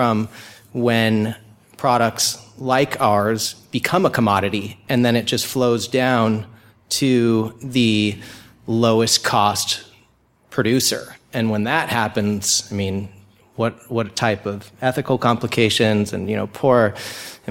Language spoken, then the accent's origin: English; Laguna Beach, California, United States; I'm from Laguna Beach, California